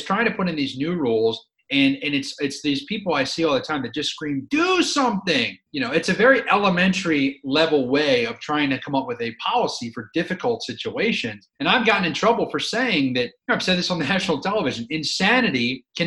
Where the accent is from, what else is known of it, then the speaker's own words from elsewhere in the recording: Philadelphia, Pennsylvania, United States; I grew up in Philadelphia